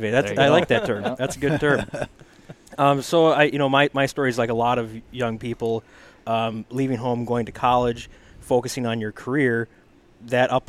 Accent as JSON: {"language": "English", "town": "Tomahawk", "region": "Wisconsin", "country": "United States", "tie": "born or raised there", "said": "Uh, northern Wisconsin, Tomahawk."}